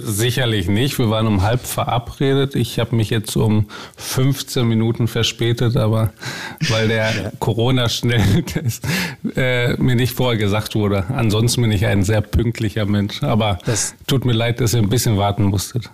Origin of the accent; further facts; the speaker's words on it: Bochum, North Rhine-Westphalia, Germany; Ist meine Heimatstadt